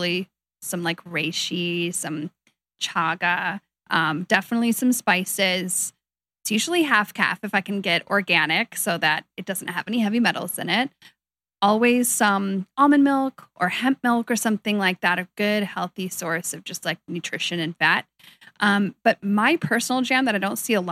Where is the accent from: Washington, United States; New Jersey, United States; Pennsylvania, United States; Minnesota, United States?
Washington, United States; Seattle; I'm actually born and raised in Seattle.